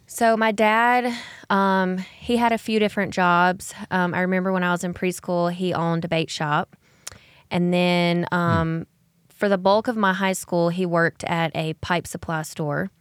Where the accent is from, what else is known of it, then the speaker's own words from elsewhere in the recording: Alexander City, Alabama, United States; I grew up in Alexander City, Alabama, which is about two hours north of Ozark